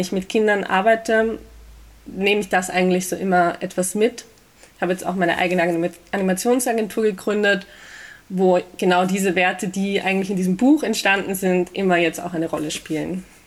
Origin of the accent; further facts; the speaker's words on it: Vienna, Austria; Ich bin geboren äh, und aufgewachsen in Wien und lebe da auch noch immer